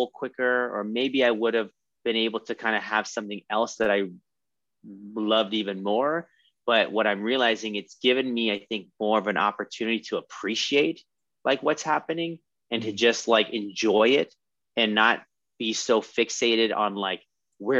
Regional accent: California, United States; also born or lived in Texas; we moved to California

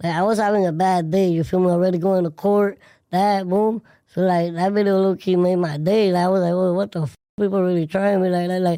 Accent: West Palm Beach, Florida, United States; raised in Florida, in Palm Beach, West Palm Beach.

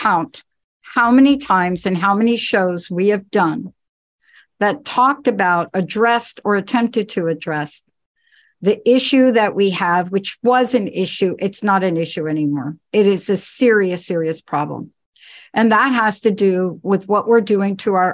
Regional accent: East Coast, United States; I grew up on the East Coast

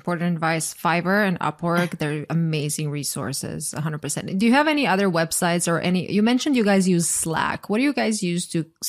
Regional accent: Croatia; English is a second language; because obviously I'm from Croatia. English is not my first language. And sometimes I say something in a way that I just know it's not grammatically correct

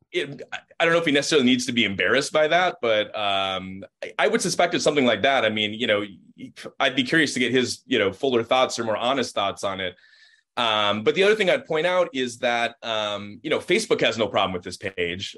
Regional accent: Minnesota, United States; being a Minnesotan

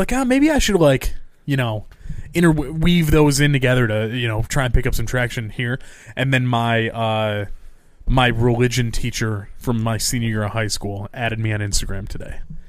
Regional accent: New York, United States; We're from New York.

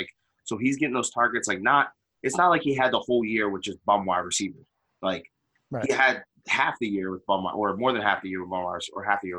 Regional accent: central New Jersey, United States; I'm from New Jersey, like central New Jersey.

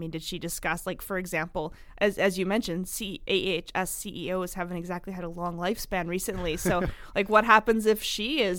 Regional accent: Fort McMurray, Alberta, Canada; this is my hometown, basically my hometown.

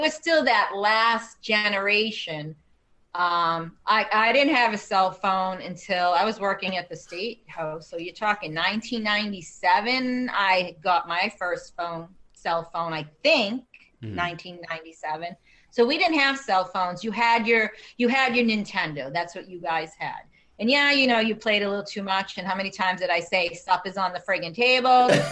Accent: Medford, United States; I grew up in Medford, and we had a um, do you call it drive-in theater

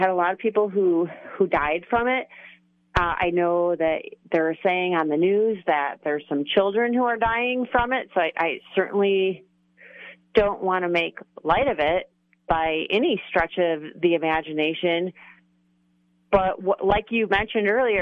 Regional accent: Chicago, Illinois, United States; moved away; I'm originally from Chicago area

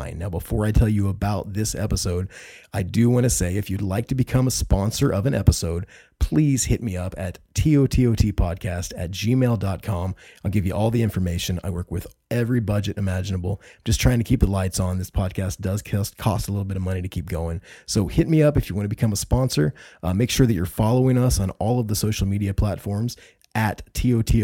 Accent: Indianapolis, Indiana, United States; I'm from Indiana. I grew up around Indianapolis, Indiana

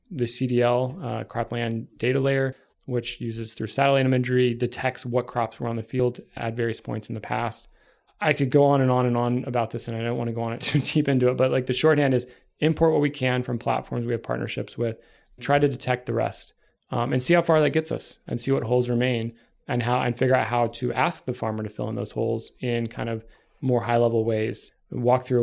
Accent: Texas, United States; yeah, I'm from Texas.

